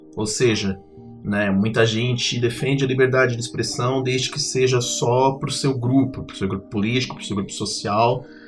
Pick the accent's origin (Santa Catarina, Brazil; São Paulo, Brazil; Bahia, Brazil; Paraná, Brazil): Santa Catarina, Brazil; Capivari de Baixo; now in Florianópolis, Brazil; eu sou natural de Capivari, Tubarão Capivari, e atualmente vivo em Florianópolis